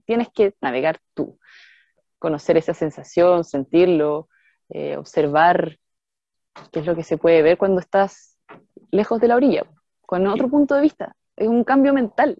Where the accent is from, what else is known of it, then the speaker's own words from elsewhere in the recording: Santiago, Santiago Metropolitan Region, Chile; moved away; also born or lived in Chiloé; como soy de Santiago